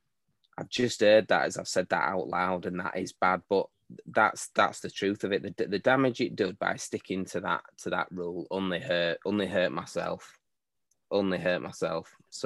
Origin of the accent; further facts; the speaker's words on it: Leeds, Yorkshire and the Humber, United Kingdom; born and raised in Leeds